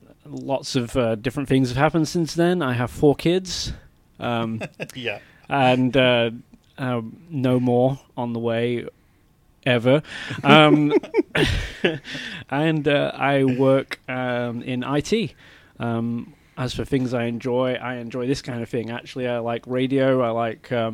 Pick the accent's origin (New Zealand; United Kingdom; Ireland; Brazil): United Kingdom; England; moved away as an adult; now in Texas, United States; I am a legit Brit. Bit about me. I was born in England.